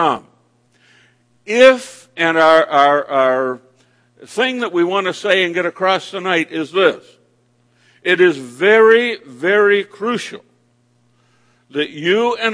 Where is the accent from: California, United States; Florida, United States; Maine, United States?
Maine, United States; my home state of the state of Maine